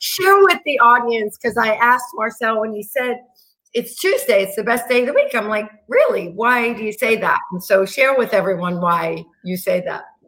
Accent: New York, United States; Being a New Yorker

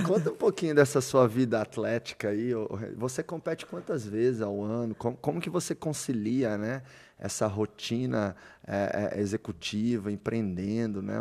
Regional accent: Doverlândia, Goiás, Brazil; eu sou chucro, nasci lá em Doverlândia, no interior de Goiás

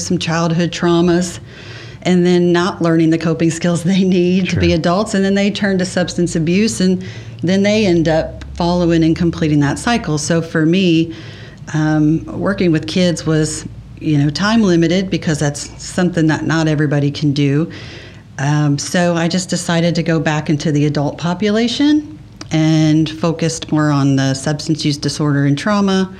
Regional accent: Beaver Creek, United States; I grew up here in Beaver Creek with my mom and stepdad

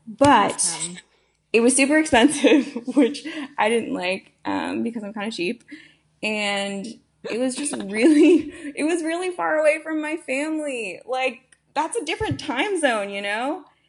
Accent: Florida, United States; also born or lived in Boston; So I was originally born in Boston, and then moved down to Florida, where I spent, I've been there ever since I was seven, but actually went back up north for undergrad and then moved back to Florida.

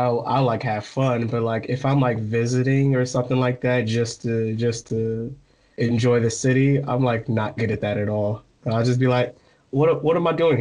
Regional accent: Michigan, United States; moved away as an adult; also born or lived in West Virginia / Florida / New Jersey / California; I'm from Michigan, and then I moved to West Virginia

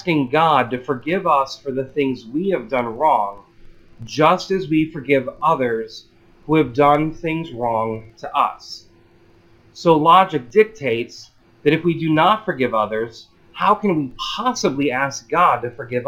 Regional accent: Illinois, United States; I'm from Illinois

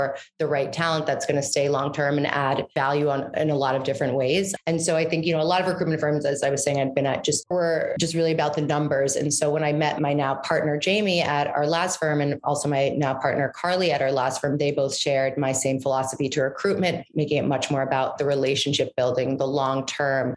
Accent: New York City, New York, United States; also born or lived in Washington, D.C. / Maine; I am New York born and raised. I'm actually one of the rare breeds that are actually from New York City. I grew up on the Upper West Side in Manhattan.

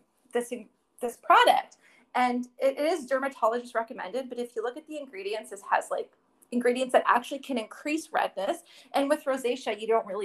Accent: Windsor, Ontario, Canada; I'm actually from Windsor, Ontario

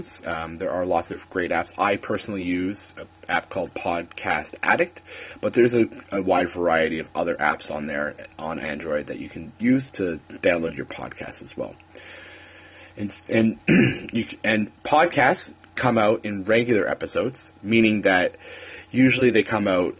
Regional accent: Canada; moved away; I am a Canadian

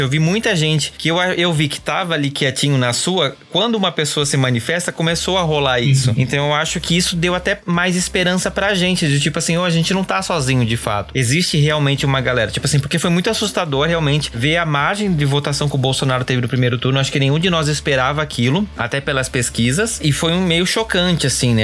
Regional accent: Brazil; a gente, como brasileiros, como cidadãos

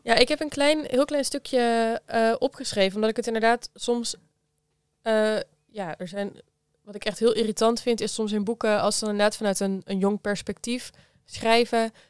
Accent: Geertruidenberg, North Brabant, Netherlands; Ik kom uit Geertruidenberg. Dat is een oh klein dorp bij Breda

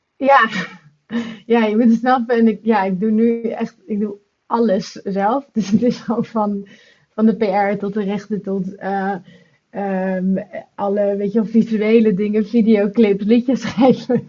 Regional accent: Netherlands; now in London, United Kingdom; ik kom uit Nederland, maar ik woon in Londen

